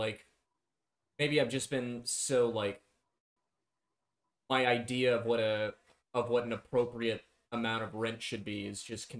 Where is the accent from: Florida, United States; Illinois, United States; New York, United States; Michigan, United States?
New York, United States; Brooklyn; I wasn't in Brooklyn during 9/11. I was in Manhattan, but I am from Brooklyn.